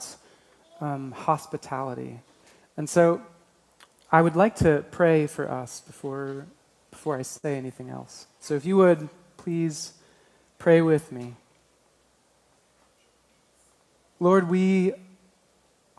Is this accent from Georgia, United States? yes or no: no; Alaska, United States; I grew up in Alaska